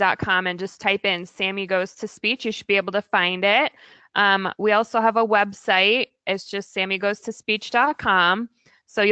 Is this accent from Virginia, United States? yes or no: yes; Virginia, United States; born or raised there; also born or lived in California / Oregon / Maryland; now in Portland, United States